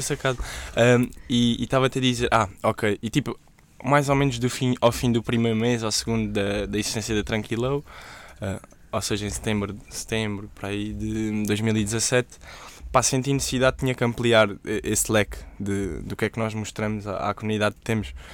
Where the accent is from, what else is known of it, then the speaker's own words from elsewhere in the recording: Évora, Alentejo, Portugal; em Évora, que é de onde eu sou